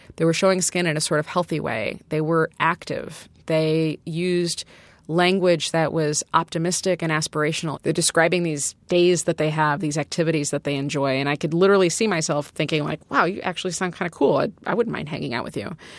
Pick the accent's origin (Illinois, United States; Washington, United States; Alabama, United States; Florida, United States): Illinois, United States; Chicago; I'm from originally from Chicago